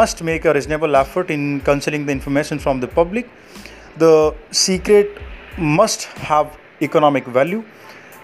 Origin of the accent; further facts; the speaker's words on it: Jodhpur, Rajasthan, India; I'm from Jodhpur, Rajasthan